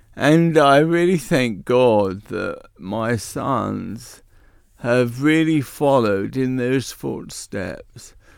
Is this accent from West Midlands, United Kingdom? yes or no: no; London, United Kingdom; accent: Cockney; moved away; also born or lived in Bexley, Kent; I actually was born in the East End of London. Can you tell I'm a Cockney?